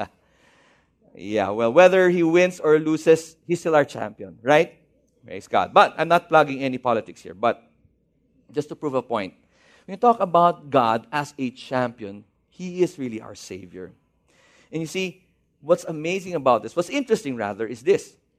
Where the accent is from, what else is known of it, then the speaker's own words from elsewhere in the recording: Baguio, Cordillera Administrative Region, Philippines; moved away; I'm from Baguio City